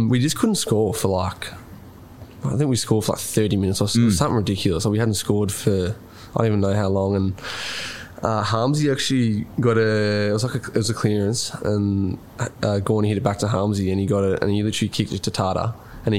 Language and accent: English; Rupanyup, Victoria, Australia; We're all from Roopner